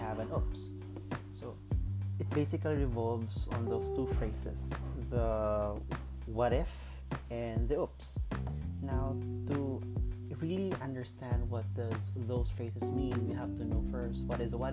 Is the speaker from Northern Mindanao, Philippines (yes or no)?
yes; Cagayan de Oro, Northern Mindanao, Philippines; moved away as an adult; now in Cebu, Philippines; right now I'm from Cagayan de Oro, but currently I'm here in Cebu because I took a job here